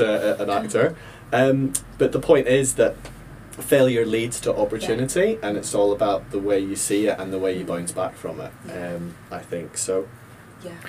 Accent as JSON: {"language": "English", "town": "Ballymena", "region": "Northern Ireland", "country": "United Kingdom", "tie": "born or raised there", "said": "I grew up in Ballymena, Northern Ireland"}